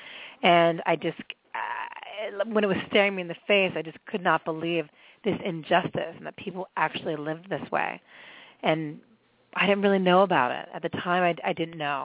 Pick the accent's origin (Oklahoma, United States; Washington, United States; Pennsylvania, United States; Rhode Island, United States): Pennsylvania, United States; Pittsburgh; moved away; I grew up in Pittsburgh and in a, you know, a fairly conservative family, and in the 70s